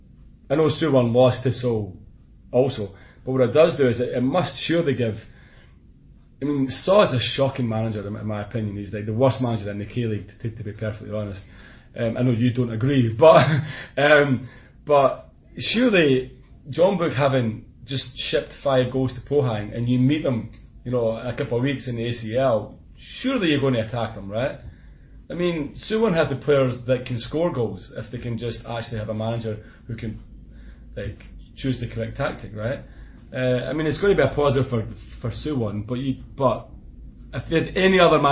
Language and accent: English; Scotland, United Kingdom; accent: Scottish; my Scottish accent